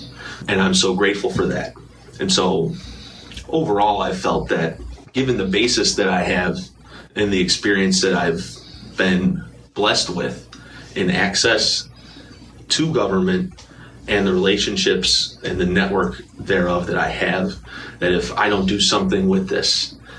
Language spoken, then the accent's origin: English; Oak Forest, Illinois, United States; growing up in Oak Forest, a primarily and predominantly white community